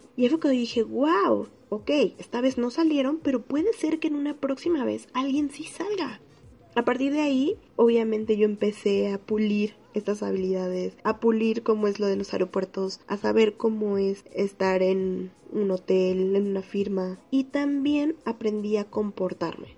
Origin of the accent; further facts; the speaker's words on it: Mexico City, Mexico; soy de la Ciudad de México